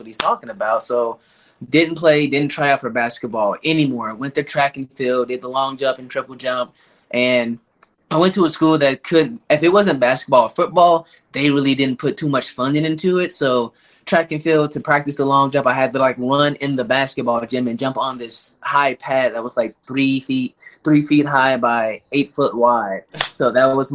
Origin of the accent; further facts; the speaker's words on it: Kansas City, Missouri, United States; also born or lived in Lee's Summit, Missouri; I'm originally from Kansas City, Missouri. I am currently still here. I just live in, like, the Lee Summit area, which is, like, 10 minutes away from Kansas City. But that's where I've been my entire life.